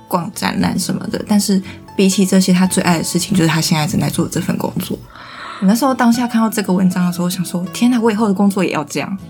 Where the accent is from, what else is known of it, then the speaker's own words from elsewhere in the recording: Taiwan; 在台湾，身为一个台湾人